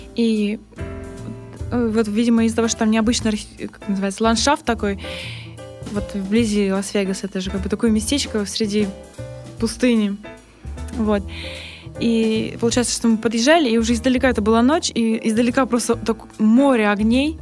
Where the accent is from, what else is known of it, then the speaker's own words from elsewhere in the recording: Vladivostok, Primorsky Krai, Russia; я сама из, родом из Владивостока